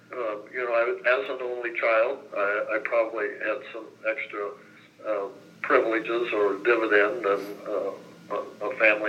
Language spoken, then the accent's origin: English; Shelbyville, Indiana, United States; now in Bloomington, United States; I was born in Shelbyville, Indiana on April the 1st, 1941.